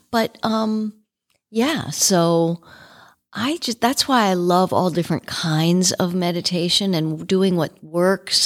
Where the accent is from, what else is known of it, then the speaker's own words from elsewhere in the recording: Washington, District of Columbia, United States; I grew up in Washington, D C.